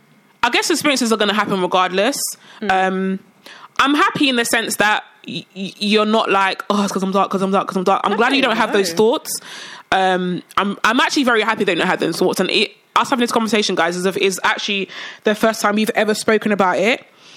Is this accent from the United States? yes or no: no; Nigeria; I'm Nigerian. I'm not saying I'm Nigerian. I'm Nigerian. Both my parents are Nigerian.